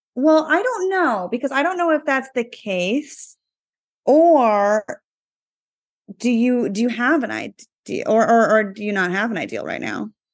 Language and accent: English; East Coast, United States; moved away; I was growing up on the East Coast back in high school.